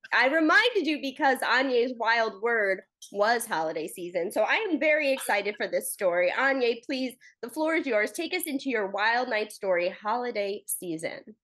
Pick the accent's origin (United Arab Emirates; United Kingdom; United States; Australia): United States; East Coast; I'm from the East Coast